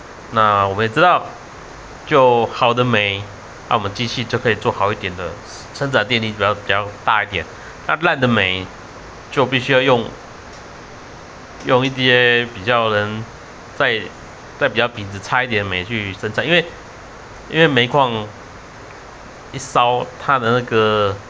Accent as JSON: {"language": "Chinese", "region": "Taichung", "country": "Taiwan", "said": "我认为该发的电就发，就比如深澳电厂真的不行，该做就做啦。我们台台中啊，我们自己的空气"}